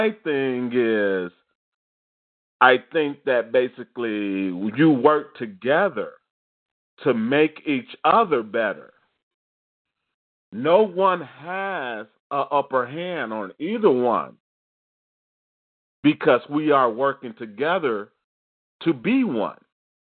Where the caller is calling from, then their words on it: Evanston, Illinois, United States; I'm calling from Evanston, Illinois, right outside of Chicago.